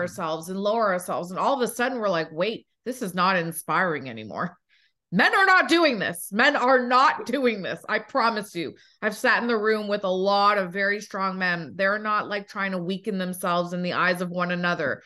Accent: Toronto, Ontario, Canada; now in United States; I was born in Toronto.

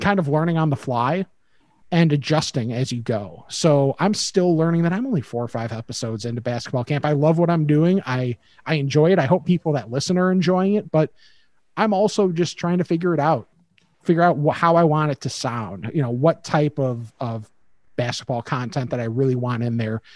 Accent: Midwest, United States; growing up in the Midwest

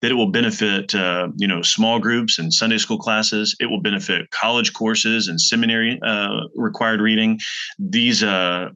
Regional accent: Texas, United States; moved away as an adult; now in Louisville, United States; We're originally from Texas, and we came to Louisville in 2010

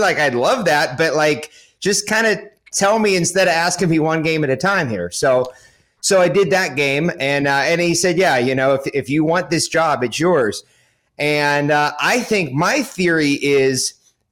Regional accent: Pittsburgh, Pennsylvania, United States; I grew up in Pittsburgh

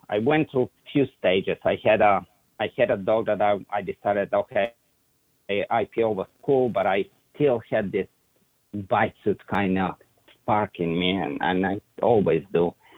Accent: Bulgaria; English is a second language; moved away as an adult; now in Plant City, United States; early 80s started in Bulgaria, it was the it was the whole communist era

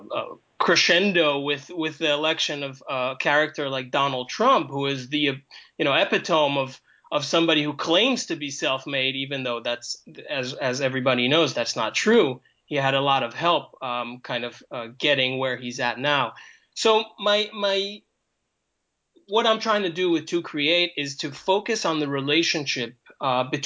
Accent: New York City, New York, United States; also born or lived in Israel; I'm Israeli by origin, and but I grew up in New York City during the 80s

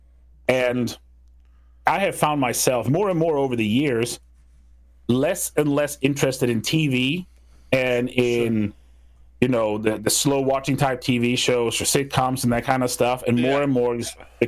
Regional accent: Sweden; moved away as an adult; now in United States; Growing up in Sweden

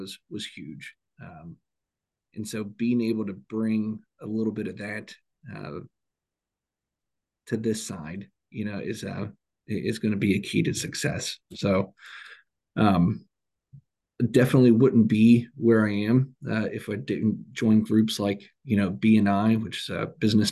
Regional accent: Cincinnati, Ohio, United States; I'm from Cincinnati

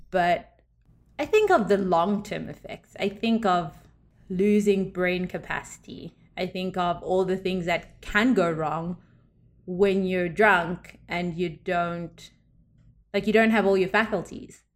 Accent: South Africa; moved away; I grew up in South Africa

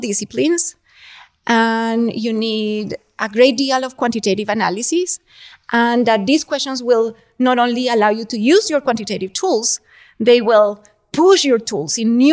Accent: Colombia; moved away; I grew up in Colombia

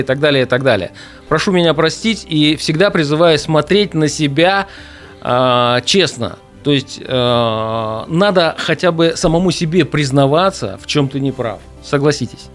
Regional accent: Angarsk, Irkutsk Oblast, Russia; now in Irkutsk, Russia; я давно живу в Иркутске, сам я из Ангарска

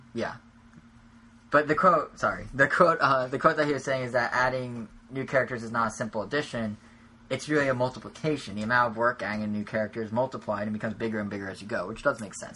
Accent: United States; first language English; I only know English because I'm American

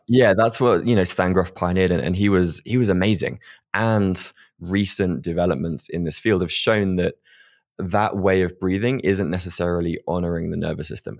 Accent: United Kingdom; being British

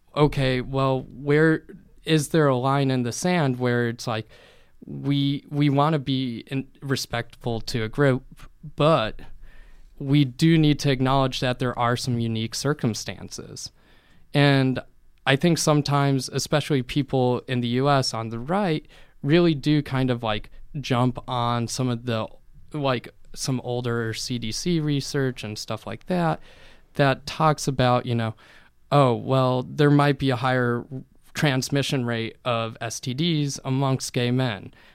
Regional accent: Bloomington, Indiana, United States; growing up in Bloomington

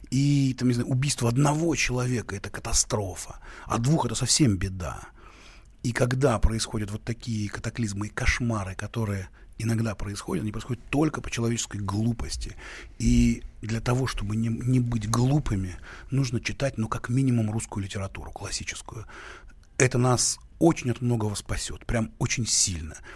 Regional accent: Kyiv, Ukraine; born there; Да, я родился в Киеве и очень горжусь этим. И э, это один, это, это прекрасный город Киев.

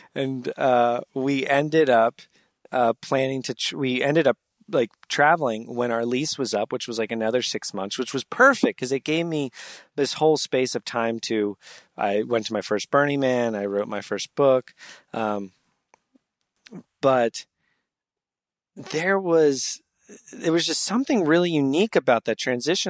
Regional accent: New Jersey, United States; moved away as an adult; also born or lived in Pittsburgh / New York; now in San Diego, United States; I grew up in New Jersey

